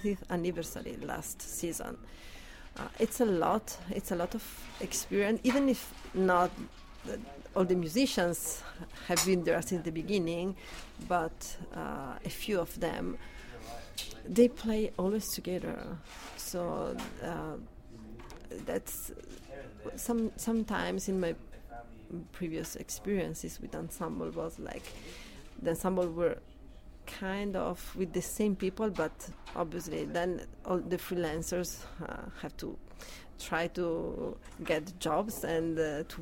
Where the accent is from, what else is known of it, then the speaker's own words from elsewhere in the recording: Italy; moved away as an adult; now in Canada; I'm coming from Italy